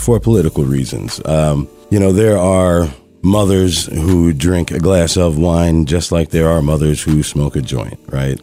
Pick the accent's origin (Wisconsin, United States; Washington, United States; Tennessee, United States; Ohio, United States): Wisconsin, United States; Madison; I grew up in Madison, Wisconsin